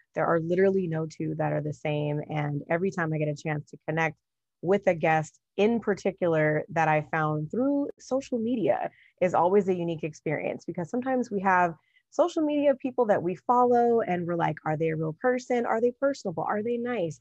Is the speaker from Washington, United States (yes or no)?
no; Los Angeles, California, United States; also born or lived in Apple Valley, California; I'm originally from Southern California and, you know, born and raised in the Los Angeles area, and when I was going into the seventh grade, we also left